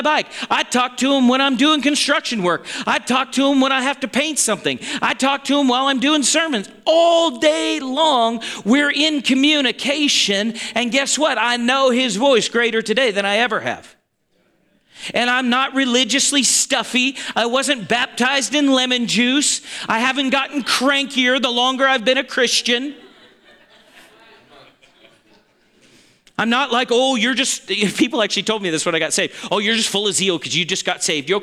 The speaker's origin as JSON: {"language": "English", "region": "Montana", "country": "United States", "said": "we're from Montana"}